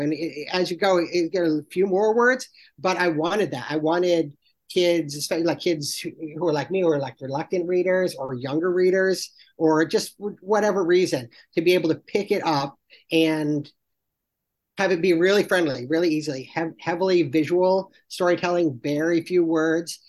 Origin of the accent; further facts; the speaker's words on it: Salisbury, Connecticut, United States; moved away; I'm from Salisbury, Connecticut, which is the little town right next door